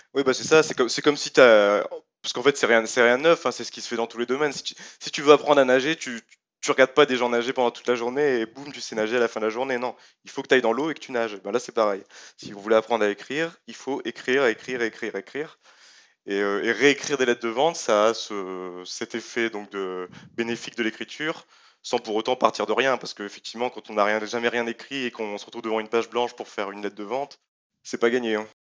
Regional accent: France; suis français

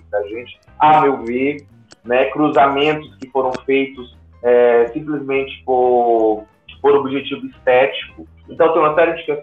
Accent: Fortaleza, Ceará, Brazil; moved away as an adult; now in Curitiba, Brazil; quando eu cheguei aqui em Curitiba, eu sou de Fortaleza, sou do Ceará, e vim para cá fazer um mestrado. E quando eu cheguei aqui em 2016

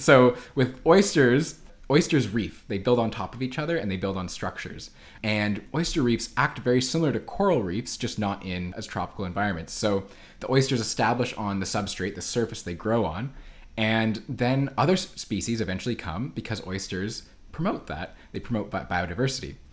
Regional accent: Ottawa, Ontario, Canada; now in Vancouver, Canada; I grew up in Ottawa on the East Coast, where there's no ocean

